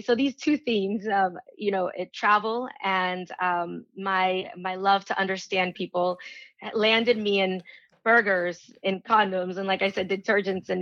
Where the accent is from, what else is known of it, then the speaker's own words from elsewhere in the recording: Venezuela; moved away; I was born in Venezuela and I was, you know, I grew up traveling